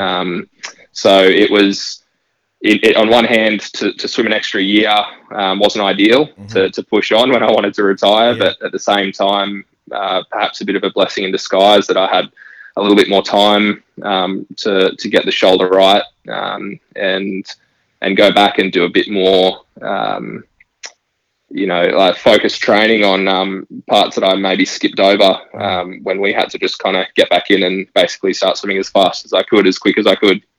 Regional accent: Gold Coast, Queensland, Australia; growing up on the Gold Coast, it's such a big part of um, life here is surrounded by water

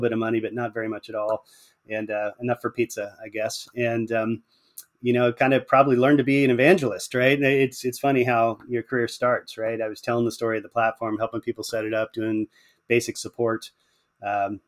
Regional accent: Pennsylvania, United States; now in Atlanta, United States; I live in Atlanta, Georgia now, but I grew up in Pennsylvania.

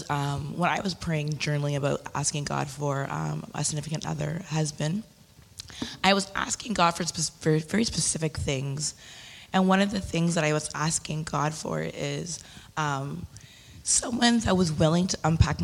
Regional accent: Canada; moved away; also born or lived in United States; my husband and I, we were two Canadians that met in the U.S.

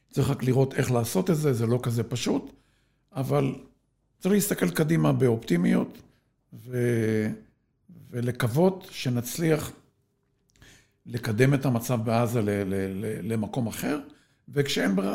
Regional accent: Sde Moshe, Southern District, Israel; כן, ואני משדה משה בדרום.

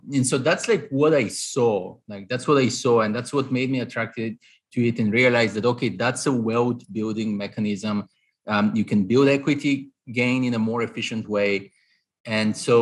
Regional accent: Bulgaria; moved away as an adult; now in New York, United States; I'm Eastern European, Bulgarian originally. So I grew up in Eastern Europe. I came to the US at 22 for my master's

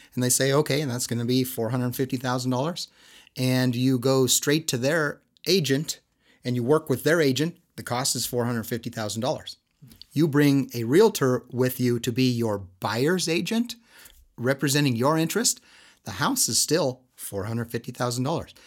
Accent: Southern California, United States; now in Utah, United States; I come from Southern California

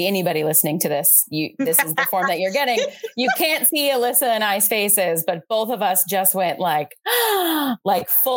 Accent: Valparaiso, Indiana, United States; moved away as an adult; now in Chicago, United States; I'm from Valparaiso, Indiana, which is about an hour outside Chicago. But I came to Chicago for school

